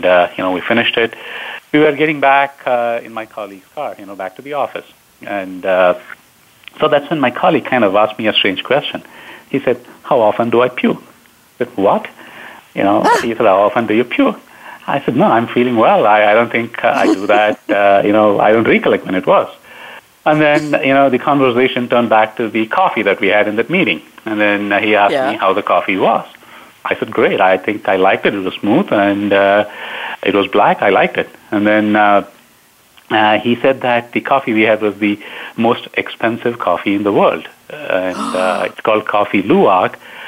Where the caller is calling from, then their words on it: Downers Grove, Illinois, United States; I'm based out of Downers Grove in Chicago. It's kind of the western suburb, about 20 miles west of Chicago. So that's where I'm based out of. That's where I'm calling in from.